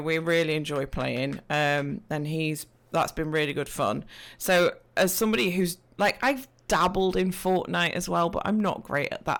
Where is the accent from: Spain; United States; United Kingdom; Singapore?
United Kingdom; East Midlands; I am from, uh, the Midlands of the U K, so if you're looking at a map and you see Nottingham, Leicestershire, Derbyshire, that's, I'm in that vicinity of, of Great Britain.